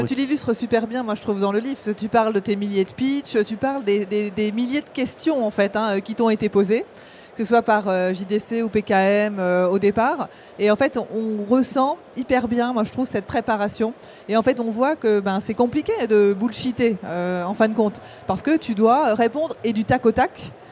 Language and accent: French; Vendée, Pays de la Loire, France; je suis vendéen, hein, tu vois, je suis j'ai grandi en Vendée entre des vaches et des moutons